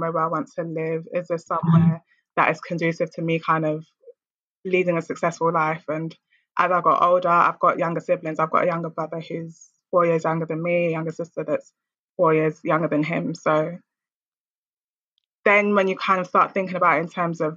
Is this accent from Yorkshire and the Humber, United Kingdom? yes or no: no; London, United Kingdom; I grew up in Lewisham Borough in a ward called Catford on an estate called Milford Towers